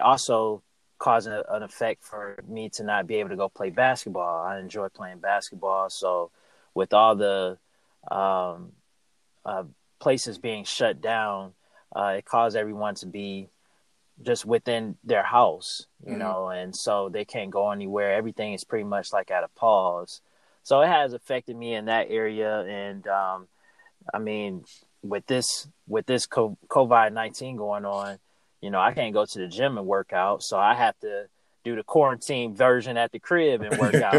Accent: Charlotte, North Carolina, United States; I'm from Charlotte, North Carolina, and I work in the healthcare profession

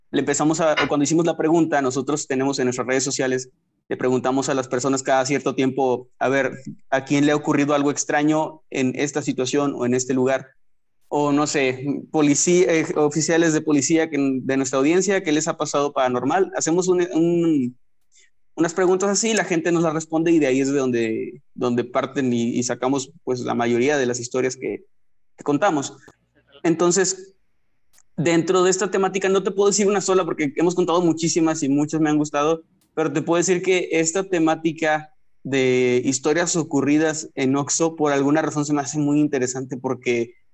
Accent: northern Mexico, Mexico; Como en mi caso como un mexicano norteño, está bien complicado conocer qué leyendas existen en Kazajistán

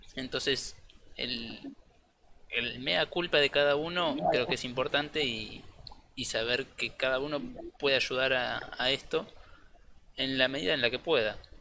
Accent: La Plata, Buenos Aires Province, Argentina; soy de La Plata

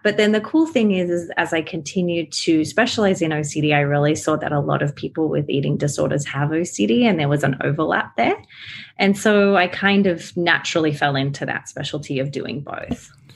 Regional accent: Australia; accent: Aussie; now in United States; I live here in America, but I am Australian. That's why my accent is a little, you know, Aussie.

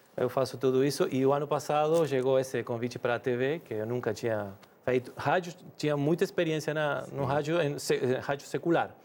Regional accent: Rosario, Santa Fe, Argentina; Portuguese is a second language; moved away as an adult; now in Brazil; Voltamos para a mesma cidade onde eu nasci, Rosário

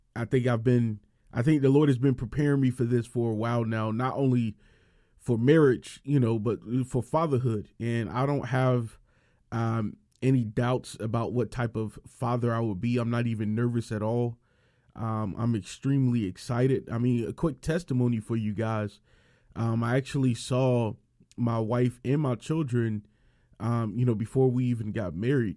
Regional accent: Miami, Florida, United States; I was born and raised in Miami and Miami, Florida

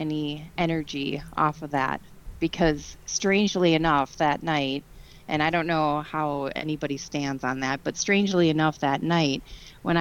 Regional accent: Wisconsin, United States; I am from Wisconsin

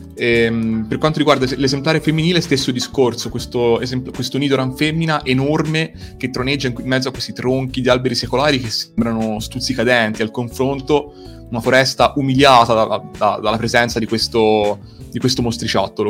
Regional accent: Tuscany, Italy; io in quanto toscano

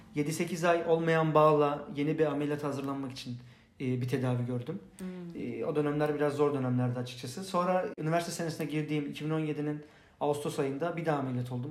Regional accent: Istanbul, Turkey; Beylikdüzü'nde öğrenciydim o zaman.

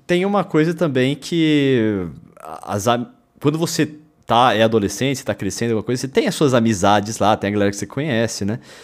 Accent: interior of São Paulo, Brazil; now in São Paulo, Brazil; eu e o Bruno somos do interior de São Paulo

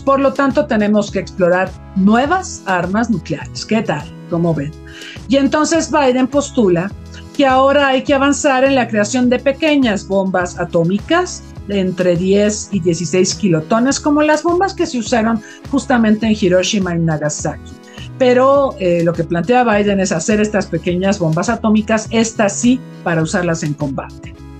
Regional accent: Mexico; Como mexicanos

